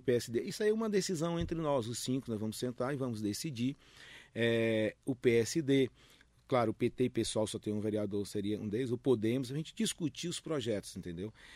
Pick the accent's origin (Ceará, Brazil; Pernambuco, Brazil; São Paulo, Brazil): Ceará, Brazil; Independência; also born or lived in Fortaleza; now in Mogi das Cruzes, Brazil; eu morava em Fortaleza, mas sou de Independência